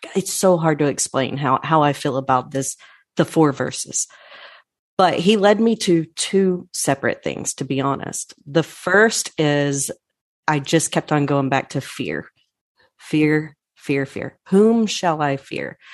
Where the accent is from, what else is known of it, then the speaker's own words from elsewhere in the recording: Irving, Texas, United States; I'm born and raised in Irving. Texas